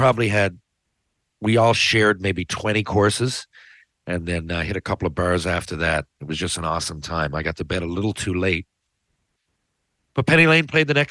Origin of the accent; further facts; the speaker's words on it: Newfoundland and Labrador, Canada; as a Newfoundlander